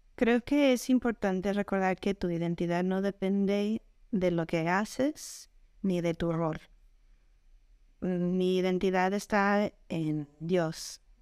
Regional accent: Colorado, United States; moved away as an adult; also born or lived in Puebla / Querétaro; now in Mexico; yo vengo de Estados Unidos, de Colorado, ya desde hace 17 años estoy aquí en México

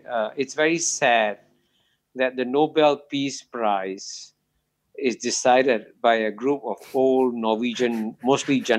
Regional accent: India; I'm an Indian. I want India to succeed.

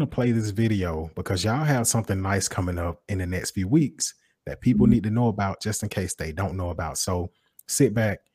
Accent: Macon, Georgia, United States; I live in West Macon. I'm from West Macon.

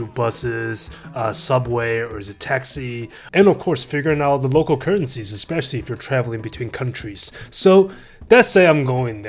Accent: United States; also born or lived in Jersey City; I'm American

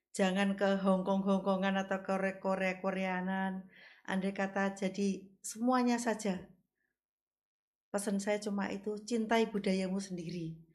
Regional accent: Kediri, East Java, Indonesia; born there; now in Tulungagung, Indonesia; saya kelahiran Kediri

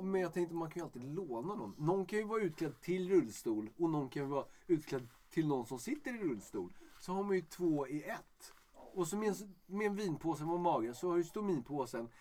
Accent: Stockholm, Stockholm County, Sweden; jag är stockholmare

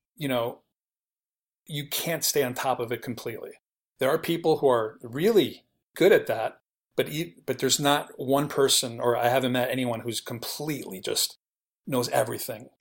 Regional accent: New York City, New York, United States; moved away as an adult; now in Los Angeles, United States; I was born and raised in New York City. I lived there till I was thirty-one

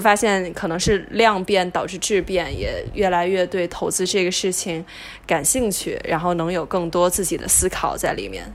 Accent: China; moved away as an adult; now in United States; 我当时其实出国之前就已经挺确定我还是想以后回国发展

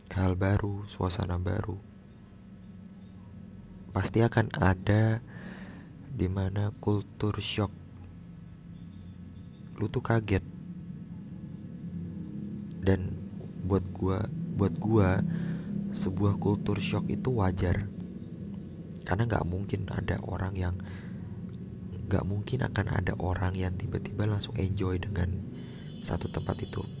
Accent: Jakarta, Indonesia; moved away as an adult; now in Biak, Indonesia; jadi mulai April ini gue udah bukan lagi sebagai orang Jakarta gue bukan lagi sebagai orang Jawa, tapi gue adalah orang Papua. Iya, April ini gue resmi bekerja di Papua, tepatnya di Biak.

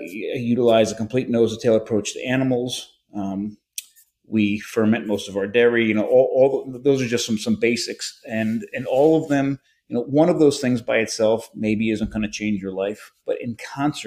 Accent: United States; I'm an American

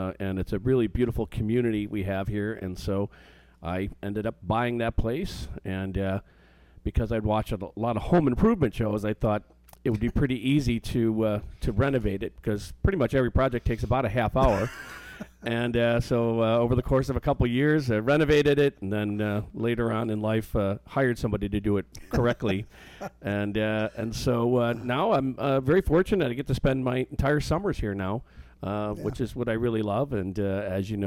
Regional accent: Chicago, Illinois, United States; now in southwestern Michigan, United States; from Chicago, you know, so we have high standards on our pizza

